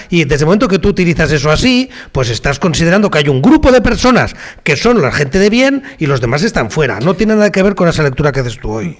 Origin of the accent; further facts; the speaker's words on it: Catalonia, Spain; los que somos catalanes con ocho apellidos o 12 o 15 apellidos catalanes